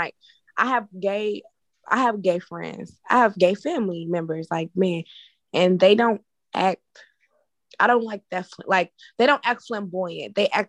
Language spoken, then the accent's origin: English; Chicago, Illinois, United States; I'm from Chicago. I done seen some ghetto shit.